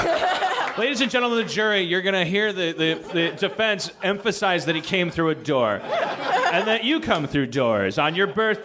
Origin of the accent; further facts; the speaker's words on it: Milwaukee, Wisconsin, United States; moved away; I'm from Milwaukee. I know Polish culture